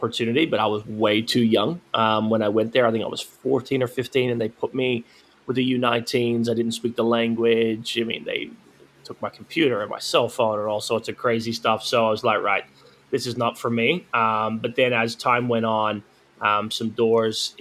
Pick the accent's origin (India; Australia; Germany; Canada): Australia; Queensland; also born or lived in Tennessee, United States; now in United States; I grew up in Australia. My mom's Australian. My dad's American. So I grew up over there a lot